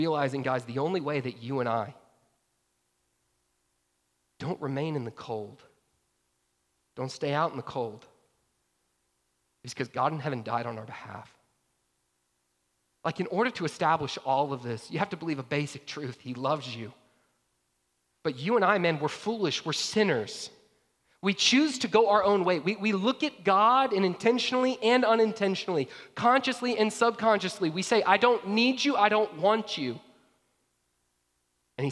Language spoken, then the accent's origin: English; Georgia, United States; I grew up in Georgia